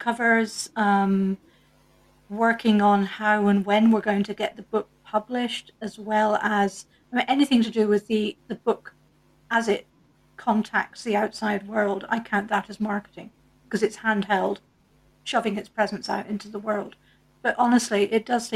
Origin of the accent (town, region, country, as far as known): Scotland, United Kingdom; accent: Scottish